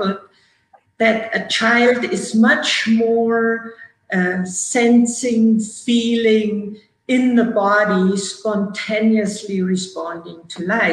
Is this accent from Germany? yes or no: yes; Germany; moved away as an adult; now in United States; who came to restore and relax in Germany, in my hometown